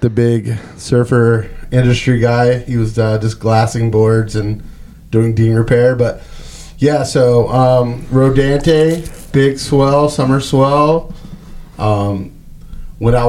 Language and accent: English; Wilmington, North Carolina, United States; I was born and raised in Wilmington, North Carolina.